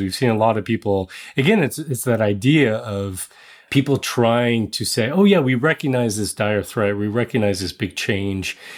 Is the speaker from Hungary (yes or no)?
no; Netherlands; moved away; I was born in the Netherlands, the Dutch are my people